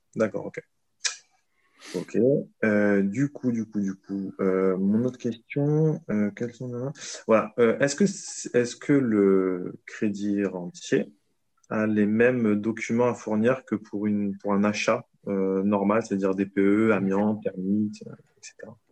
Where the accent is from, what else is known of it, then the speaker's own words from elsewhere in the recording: south of France, France; now in Paris, France; ma région natale qui est le sud de la France